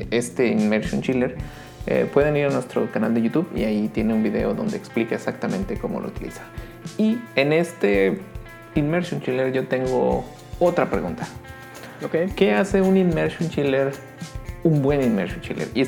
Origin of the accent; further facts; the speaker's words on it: Baja California Sur, Mexico; born there; Yo nací en California Sur, entonces cuando iba con mis tíos allá, un saludo.